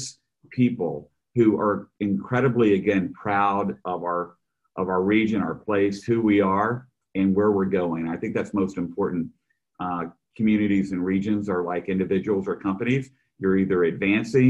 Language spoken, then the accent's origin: English; Oklahoma, United States; moved away as an adult; now in Kansas City, United States; I'm from Oklahoma originally.